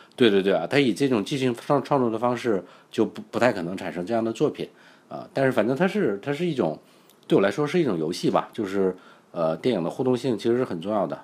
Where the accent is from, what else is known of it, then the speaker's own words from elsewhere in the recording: China; 我们都是内地人嘛